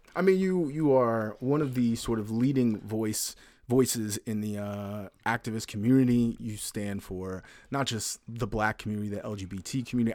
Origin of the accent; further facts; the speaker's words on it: the South, United States; I grew up in the South